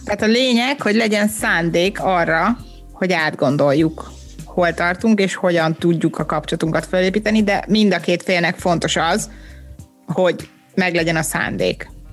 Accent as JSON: {"language": "Hungarian", "country": "Hungary", "moved": "yes", "said": "én is egy kivándorolt magyar vagyok"}